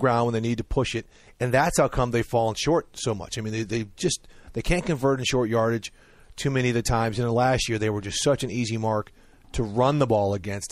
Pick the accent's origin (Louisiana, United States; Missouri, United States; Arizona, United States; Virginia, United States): Missouri, United States; St. Louis; growing up in Saint Louis